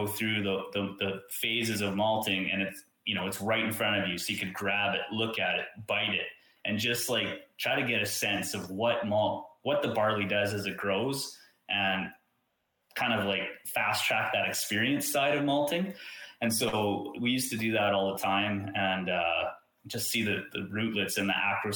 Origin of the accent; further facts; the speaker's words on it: Saskatchewan, Canada; I'm from Saskatchewan